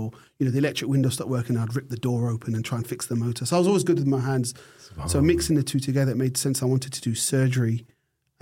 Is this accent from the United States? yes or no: no; United Kingdom; moved away as an adult; now in Australia; I'm British. I grew up in an era where we drank tea.